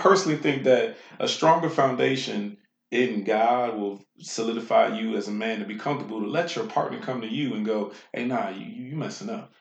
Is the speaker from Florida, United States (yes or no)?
no; Washington, District of Columbia, United States; a man born and raised in Washington, D.C.